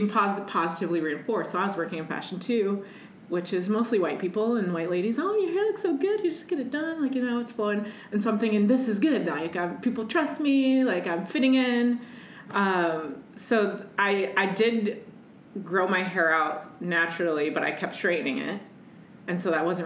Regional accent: Midwest, United States; I'm from the Midwest

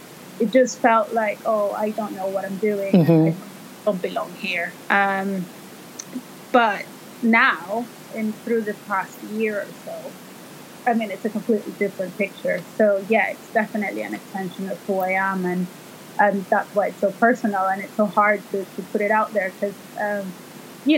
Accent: El Salvador; moved away as an adult; also born or lived in Italy; now in London, United Kingdom; I am originally from El Salvador, which is in Central America. And I came to London in 2004

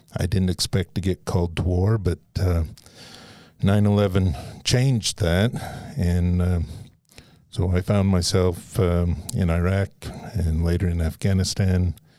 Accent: Nevada, United States; also born or lived in Southern Utah; I was born in Nevada, and my dad was from Southern Utah.

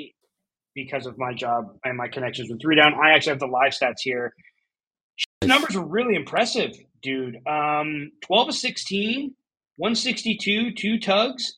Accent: Canada; we're Canadians, we're Canadian football fans

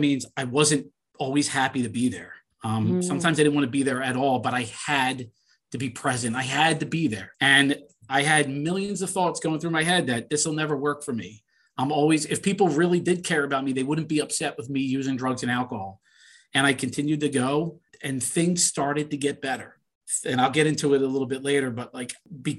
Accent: Philadelphia, Pennsylvania, United States; I grew up in Northeast Philly

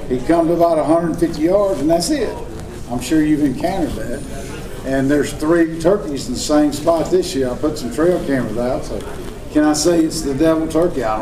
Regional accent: Mississippi, United States; I grew up hunting in the Homochitto National Forest. That's the only place I had till I was in my early to mid twenties.

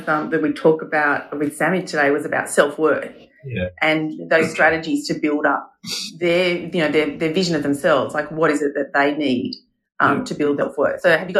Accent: Boorowa, New South Wales, Australia; moved away; I'm a country girl too. I'm from Boorowa

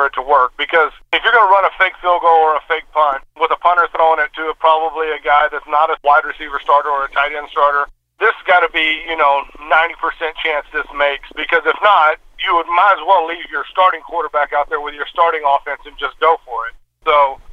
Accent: Houston, Texas, United States; also born or lived in East Bernard, Texas; my hometown here in Houston

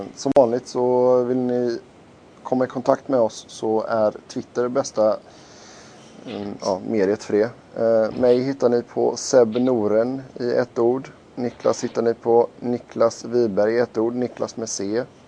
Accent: Sweden; vi var från Sverige

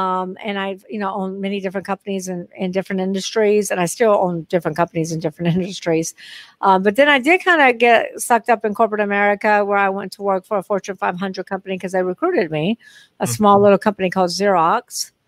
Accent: Long Beach, California, United States; born there; so I was born in Long Beach, California. So I do have relatives.

